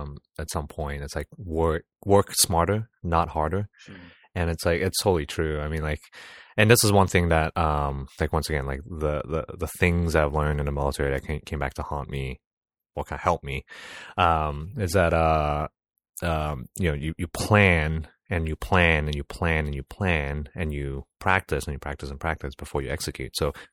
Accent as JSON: {"language": "English", "country": "Singapore", "said": "As a Singaporean citizen, I served 2.5 years, kind of went to officer cadet school"}